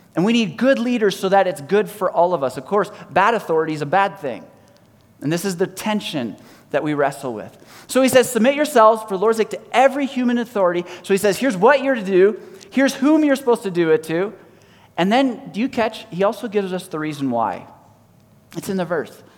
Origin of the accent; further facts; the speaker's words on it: Canada; I'm either Canadian or I'm Christian